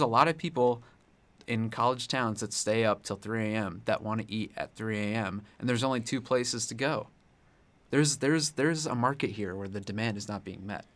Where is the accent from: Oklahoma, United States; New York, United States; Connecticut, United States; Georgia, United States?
Connecticut, United States; now in Columbia, United States; I'm from Connecticut.